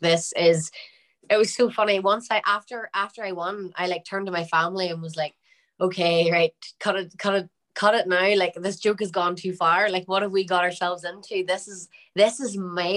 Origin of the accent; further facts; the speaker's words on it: Derry, Northern Ireland, United Kingdom; I'm from Derry.